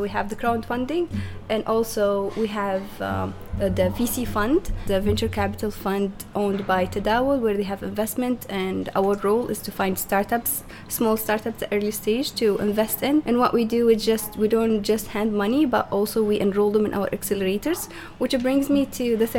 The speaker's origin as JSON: {"language": "English", "town": "Benghazi", "country": "Libya", "moved": "yes", "lives_now": "Tripoli, Libya", "said": "I'm originally from Benghazi"}